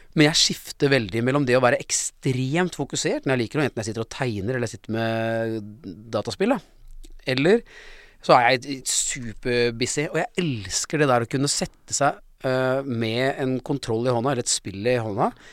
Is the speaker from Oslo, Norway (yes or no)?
yes; Oslo, Norway; Jeg kom fra Lambertseter